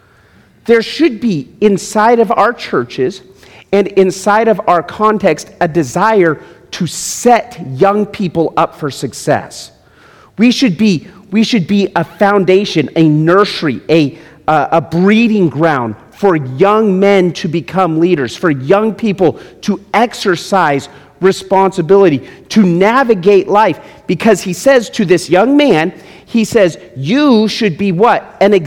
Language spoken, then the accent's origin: English; Las Vegas, Nevada, United States; I'm from Las Vegas